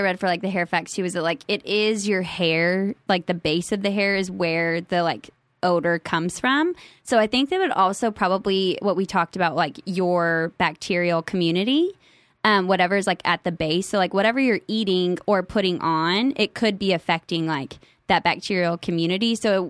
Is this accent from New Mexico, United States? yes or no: yes; New Mexico, United States; Because I was naive and I was from New Mexico